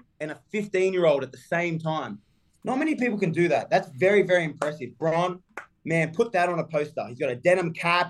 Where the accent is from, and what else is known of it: Australia; moved away